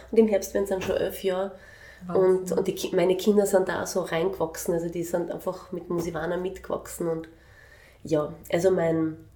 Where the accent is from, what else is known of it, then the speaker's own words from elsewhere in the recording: Vienna, Austria; ich bin in Wien aufgewachsen, also ich bin in Wien geboren